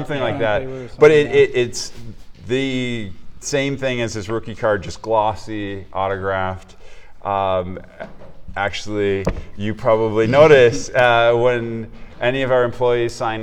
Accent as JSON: {"language": "English", "region": "Minnesota", "country": "United States", "tie": "born or raised there", "moved": "yes", "said": "growing up in Minnesota"}